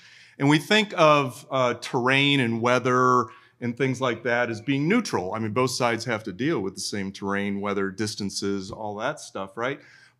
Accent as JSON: {"language": "English", "region": "Minnesota", "country": "United States", "said": "I'm from Minnesota, so of course we call a mosquito our state bird."}